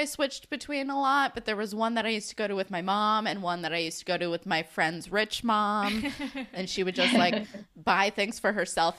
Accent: Northern New Jersey, United States; Northern New Jersey. I lived like within a 30-mile radius of three different malls.

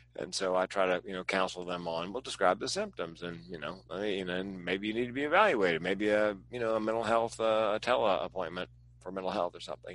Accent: East Coast, United States; now in West Coast, United States; I grew up on the East Coast and I live on the West Coast

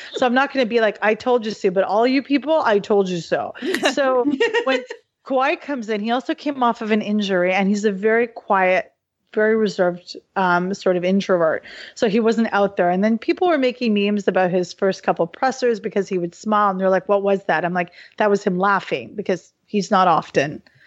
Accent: Halifax, Nova Scotia, Canada; I was born and raised in Halifax, Nova Scotia

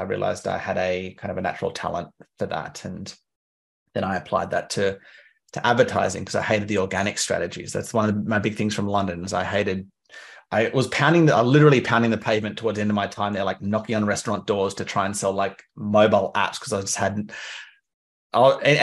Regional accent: Canberra, Australian Capital Territory, Australia; moved away; I'm from Canberra. I don't live there anymore.

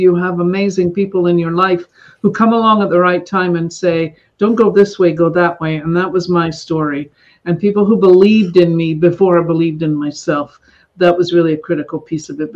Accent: Scotland, United Kingdom; now in Northern California, United States; I grew up in Scotland.

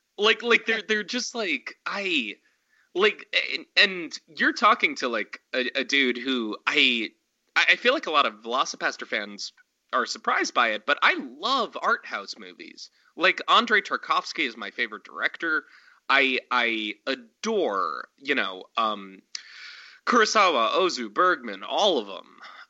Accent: Montana, United States; I'm a dude from Montana that shot a film in my parents' backyard

